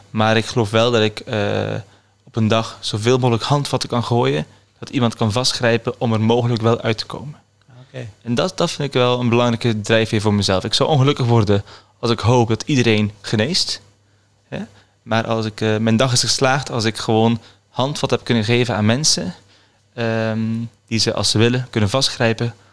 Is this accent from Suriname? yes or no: no; Kortrijk, Flanders, Belgium; accent: Flemish; now in Utrecht, Netherlands; kom uit België, uit Kortrijk